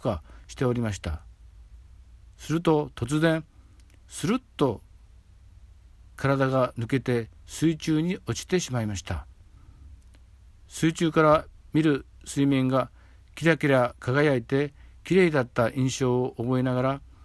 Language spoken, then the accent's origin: Japanese; Hasami, Nagasaki, Japan; now in Sasebo, Japan; 子供の頃生まれ故郷の波佐見町